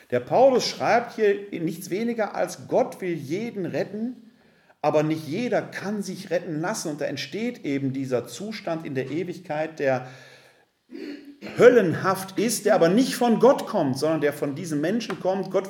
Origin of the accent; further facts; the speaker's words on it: Essen, North Rhine-Westphalia, Germany; Ich bin ja ein Kind des Ruhrgebietes. Ich komme aus der Stadt Essen, aus Altendorf.